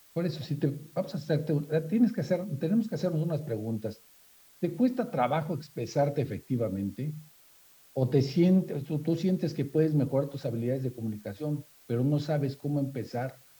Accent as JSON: {"language": "Spanish", "region": "Yucatán", "country": "Mexico", "said": "no nada más como yucatecos, sino como mexicanos"}